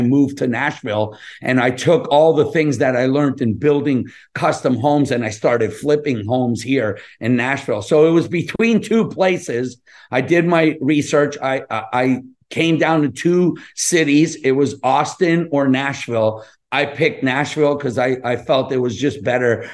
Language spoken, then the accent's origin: English; Montreal, Quebec, Canada; moved away; also born or lived in California; I'm Canadian. I'm from Montreal. I grew up in Montreal and Pointe Saint-Charles.